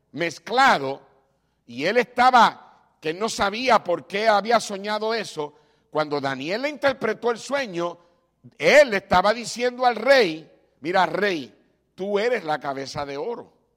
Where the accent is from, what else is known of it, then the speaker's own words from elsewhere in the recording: Puerto Rico; moved away; como decimos en Puerto Rico